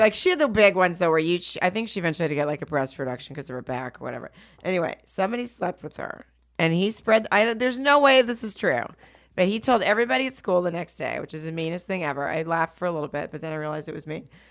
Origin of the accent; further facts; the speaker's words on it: Arkansas, United States; I'm from Arkansas